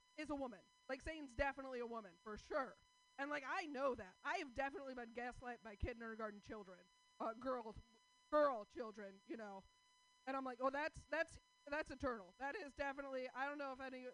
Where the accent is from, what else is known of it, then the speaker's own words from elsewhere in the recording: Portland, United States; I'm from Portland